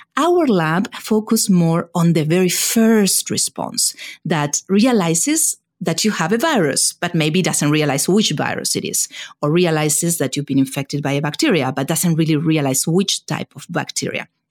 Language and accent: English; Argentina; moved away as an adult; also born or lived in Buenos Aires, Argentina / California, United States; now in United States; I was born in Argentina, and it is in Argentina where I did all my you know, initial training in science